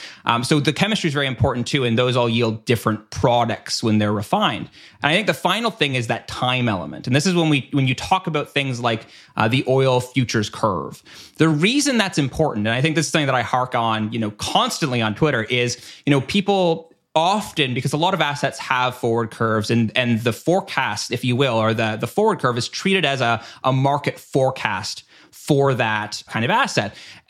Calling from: Canada; again, I'm speaking from Canada here.

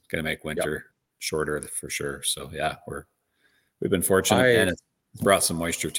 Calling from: Virden, Manitoba, Canada; Yeah, I currently reside in western Manitoba, a small town called Verdon.

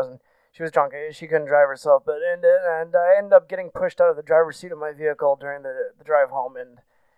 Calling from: Bloomington, Indiana, United States; I'm from Bloomington, Indiana.

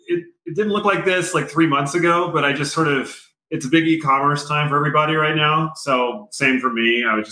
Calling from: Boise, Idaho, United States; Above my garage in Boise, Idaho.

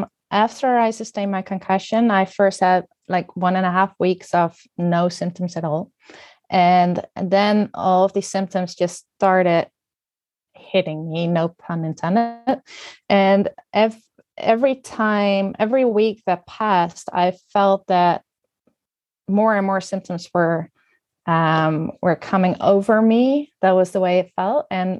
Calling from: Netherlands; I'm joining you from the Netherlands.

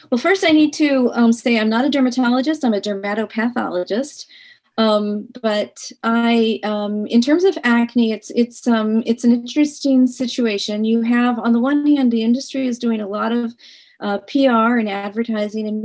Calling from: Stockton, New Jersey, United States; I am calling from Stockton, New Jersey.

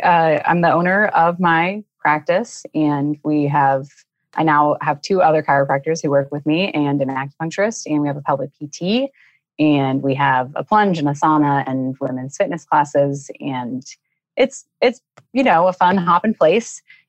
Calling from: Raleigh, North Carolina, United States; Raleigh, North Carolina, which is beautiful.

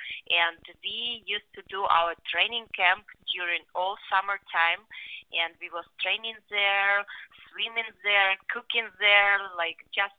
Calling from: Houston, Texas, United States; English is a second language; Right now, I'm in Houston, Texas, helping to my sister in her preparation for her upcoming fight

